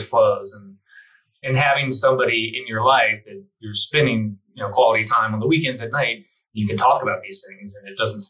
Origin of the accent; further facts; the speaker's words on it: Cincinnati, Ohio, United States; moved away as an adult; now in Colorado, United States; I grew up in Cincinnati, Ohio, and then found my way out to Colorado in the early 90s.